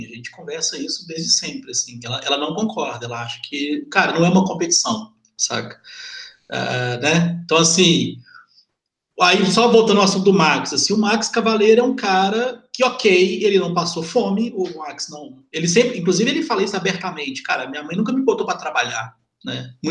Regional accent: Lagoa dos Ingleses, Minas Gerais, Brazil; Mas eu sou do Lago dos Ingleses, é brasileiro, mano.

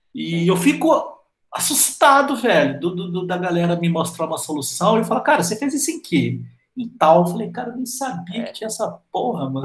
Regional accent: Minas Gerais, Brazil; como bom mineiros que somos

